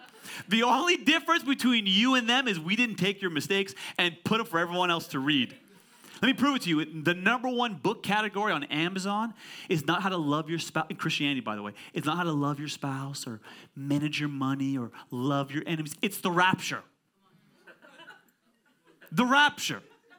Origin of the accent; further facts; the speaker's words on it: California, United States; I'm from Silicon Valley, Pastor Ali.